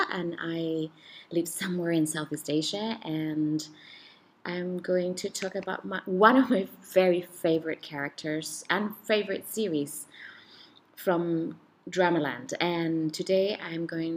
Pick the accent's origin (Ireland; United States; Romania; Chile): Chile; moved away; Where I'm from originally from Chile